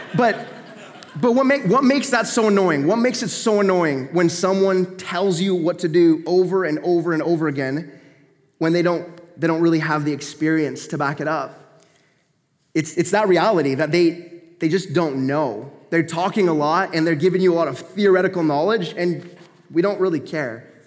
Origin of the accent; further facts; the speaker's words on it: Grants Pass, Oregon, United States; now in Canada; I'm from the States. I grew up in Grants Pass, Oregon